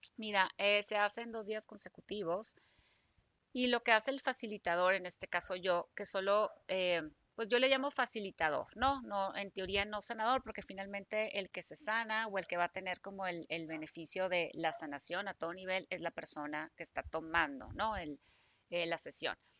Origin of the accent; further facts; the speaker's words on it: Hermosillo, Sonora, Mexico; moved away as an adult; now in Guadalajara, Mexico; yo soy de Hermosillo, me vengo a trabajar aquí a Guadalajara, ya que salí de la carrera